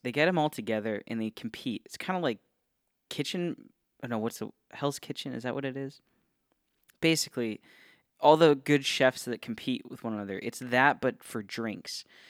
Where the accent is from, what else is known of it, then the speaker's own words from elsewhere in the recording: Northeast Ohio, United States; now in Florida, United States; I grew up in Ohio, um, Northeast Ohio represent